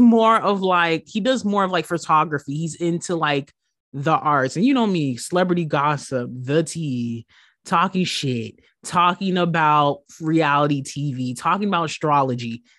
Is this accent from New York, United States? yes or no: yes; New York, United States; growing up in New York, being plus size